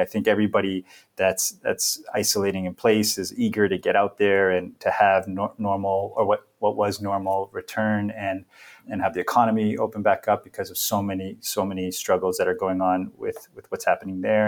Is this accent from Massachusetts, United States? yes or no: yes; Boston, Massachusetts, United States; moved away as an adult; also born or lived in London; now in Seattle, United States; I was originally born and raised in Boston. Grew up in a number of different neighborhoods there throughout the city.